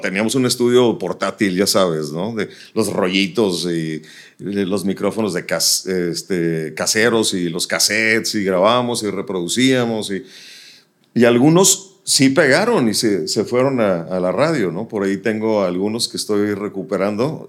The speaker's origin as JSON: {"language": "Spanish", "town": "Nuevo Laredo", "region": "Tamaulipas", "country": "Mexico", "tie": "born or raised there", "moved": "yes", "lives_now": "Monterrey, Mexico", "said": "Yo nací en Nuevo Laredo, me trasladaba a Laredo, Texas"}